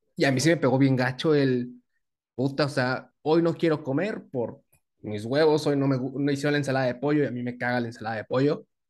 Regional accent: Tabasco, Mexico; also born or lived in Veracruz; now in Mexico City, Mexico; Nosotros somos sureños que vivimos en el, en el DF.

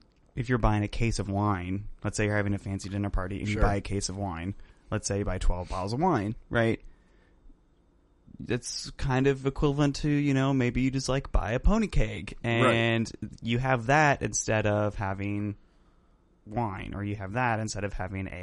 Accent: Indianapolis, Indiana, United States; They're from Indianapolis, and we're from Indianapolis.

